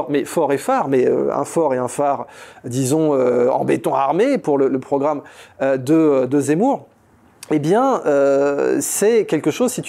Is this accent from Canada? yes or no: no; France; Ça veut donc dire que je suis français depuis mes arrière-grands-pères côté maternel et côté paternel.